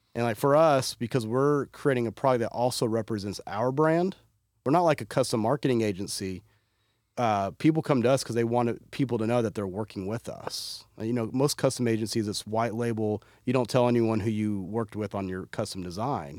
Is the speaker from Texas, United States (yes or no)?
yes; Fort Worth, Texas, United States; I'm from Fort Worth